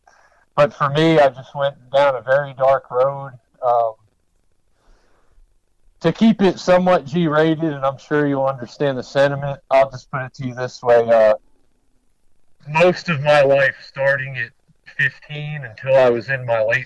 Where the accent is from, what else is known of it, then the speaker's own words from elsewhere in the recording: Maryland, United States; now in Western North Carolina, United States; I grew up in Maryland